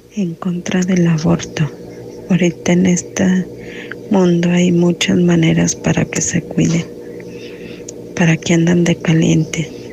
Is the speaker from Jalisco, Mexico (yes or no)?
yes; Guadalajara, Jalisco, Mexico; yo soy de aquí de Guadalajara